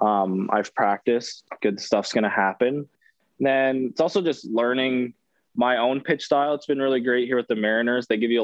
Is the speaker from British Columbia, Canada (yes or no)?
no; Ontario, Canada; So I ended up going to this, like a showcase event in Toronto, which is a couple hours from my hometown.